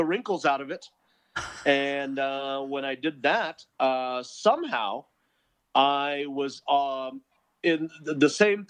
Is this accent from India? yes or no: yes; India; As an Indian, you would think I would know what Tiger Bomb was, but I didn't.